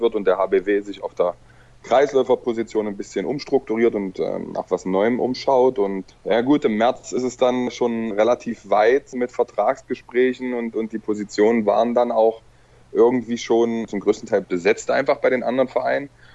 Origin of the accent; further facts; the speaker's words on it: Magdeburg, Saxony-Anhalt, Germany; moved away; also born or lived in Balingen / Hannover; Magdeburg ist meine Geburtsstadt, meine Heimatstadt